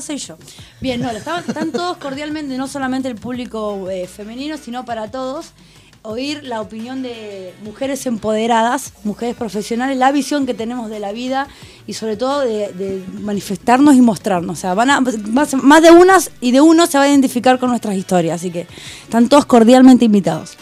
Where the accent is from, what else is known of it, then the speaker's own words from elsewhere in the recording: Rosario, Santa Fe, Argentina; also born or lived in Buenos Aires; now in Chile; nací en Buenos Aires, pero me crié en Rosario